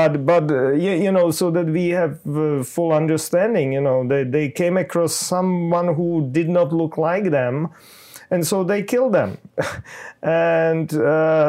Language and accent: English; Czechia; I'm from Czech Republic